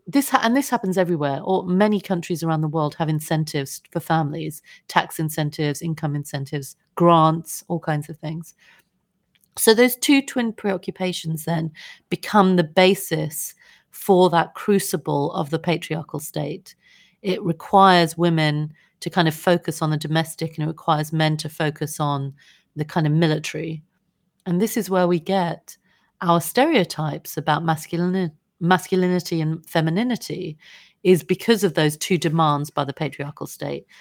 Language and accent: English; United Kingdom; we grew up in Britain